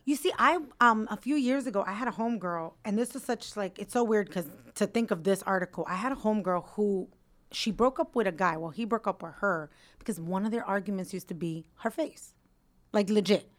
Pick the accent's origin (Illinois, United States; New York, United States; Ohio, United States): New York, United States; I'm a New Yorker.